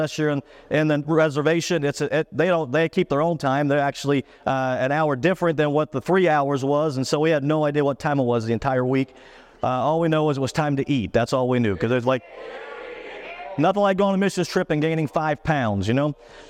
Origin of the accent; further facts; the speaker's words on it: Pennsylvania, United States; I grew up in South Central Pennsylvania, about an hour from Pittsburgh, and so I'm a hardcore Steeler fan.